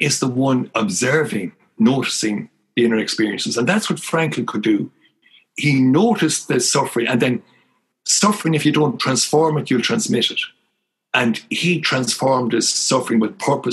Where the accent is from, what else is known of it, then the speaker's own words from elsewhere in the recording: Ireland; moved away; also born or lived in Ottawa; growing up in Dungimon